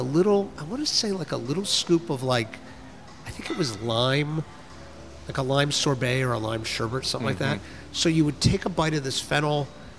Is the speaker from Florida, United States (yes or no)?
yes; Miami, Florida, United States; now in New York City, United States; Miami I grew up